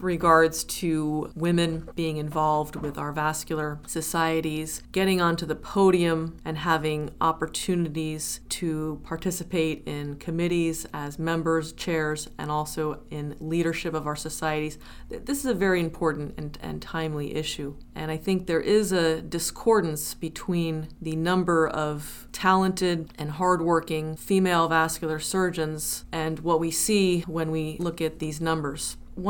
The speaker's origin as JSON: {"language": "English", "region": "New Jersey", "country": "United States", "lives_now": "New Haven, United States", "said": "I am originally from New Jersey"}